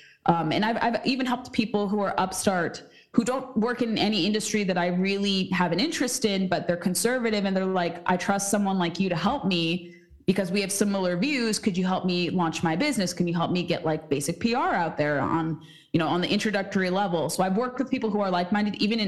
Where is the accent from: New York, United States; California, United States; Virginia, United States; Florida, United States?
California, United States; now in Washington, D.C., United States; someone who is from California